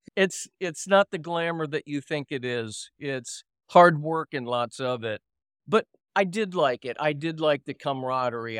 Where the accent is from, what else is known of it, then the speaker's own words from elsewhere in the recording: Miami, Florida, United States; moved away; also born or lived in Virginia / Los Angeles; I grew up in Florida, I grew up in Miami, and was living in Virginia, had gone to high school there